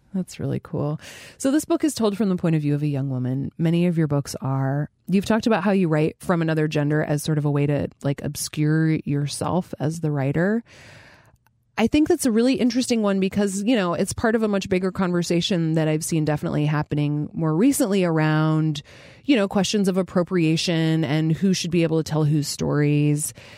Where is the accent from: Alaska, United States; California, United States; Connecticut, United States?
Alaska, United States; Fairbanks; I grew up in Fairbanks, Alaska, which is extremely weird